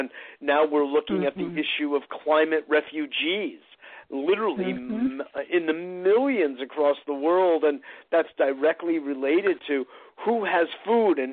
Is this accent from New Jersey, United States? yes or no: no; Westport, Connecticut, United States; now in New York, United States; I grew up in Westport